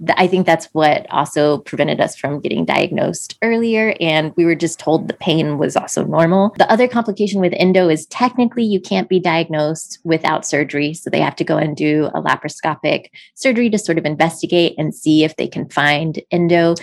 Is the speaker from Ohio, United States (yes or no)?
no; just outside of DC, Maryland, United States; we uh, grew up in, just outside of DC in Maryland